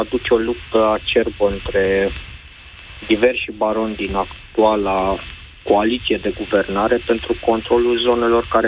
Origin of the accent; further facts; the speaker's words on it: Bucharest, Romania; Când zic, din București.